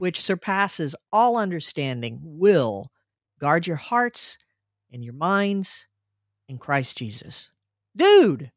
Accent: Little Rock, Arkansas, United States; we moved from Northeast Arkansas to Little Rock when I was four

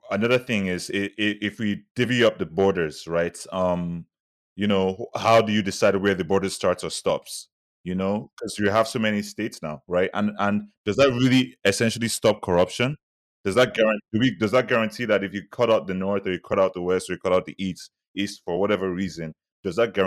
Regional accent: Nigeria; moved away; we're all looked at as Nigerian.

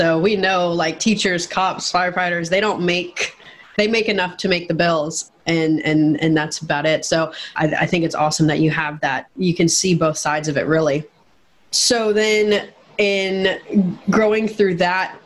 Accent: Minnesota, United States; now in Georgia, United States; I grew up in Minnesota

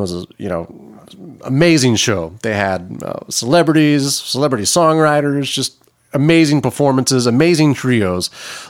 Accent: Hendersonville, Tennessee, United States; I'm from Middle Tennessee. I grew up in Hendersonville, went to school at Beach High School

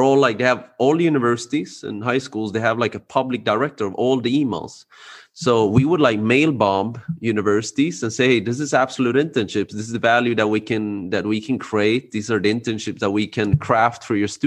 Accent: Sweden; born and raised in Sweden.

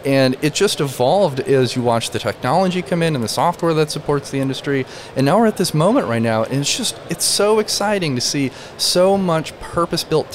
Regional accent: rural Michigan, United States; I grew up in rural Michigan

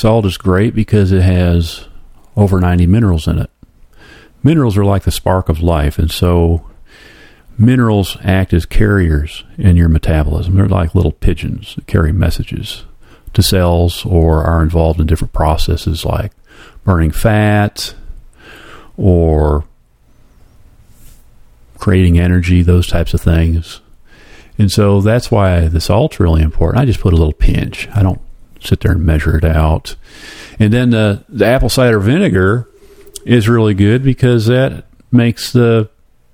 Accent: Flint, Michigan, United States; I grew up in Flint

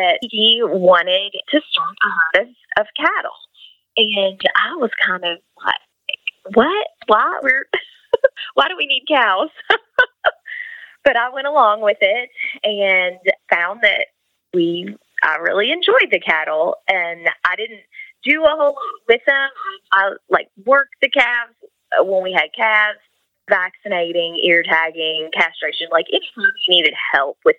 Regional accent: Kentucky, United States; I grew up here in Kentucky

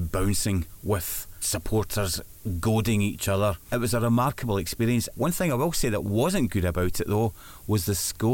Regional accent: Dunbar, Scotland, United Kingdom; moved away as an adult; now in Sunderland, United Kingdom; I'm from Dunbar in Scotland

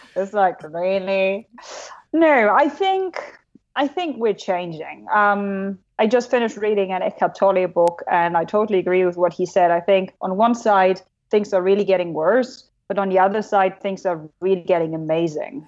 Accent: Germany; accent: German; English is a second language; moved away; I'm German. You know, my accent sucks

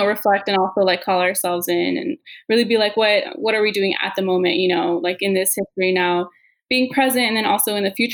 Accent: United States; also born or lived in Glendora, California; being born in this country

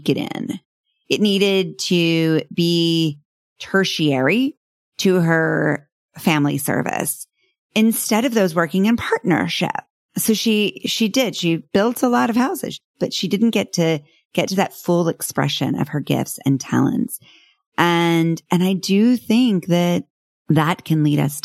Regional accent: North Texas, United States; I grew up in North Texas

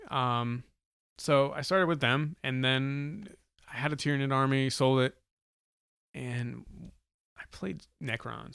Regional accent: New Hampshire, United States; I'm from New Hampshire

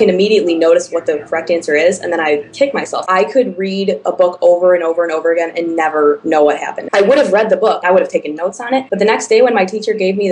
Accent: the Chicago suburbs, Illinois, United States; I'm from the Chicago suburbs.

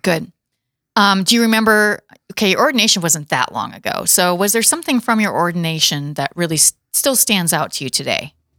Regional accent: Watertown, South Dakota, United States; I'm from Watertown originally

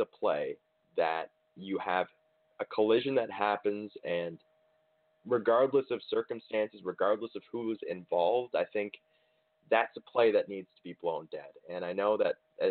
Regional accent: St. John's, Newfoundland and Labrador, Canada; my hometown of St. John's, Newfoundland

